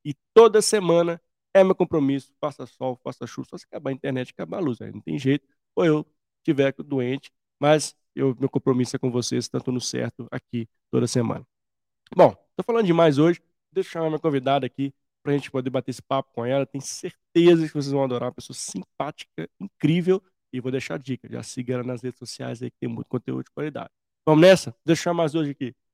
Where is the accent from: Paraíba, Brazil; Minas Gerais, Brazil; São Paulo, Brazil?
Minas Gerais, Brazil; Somos mineiros, né? Então dá um bom papo aqui.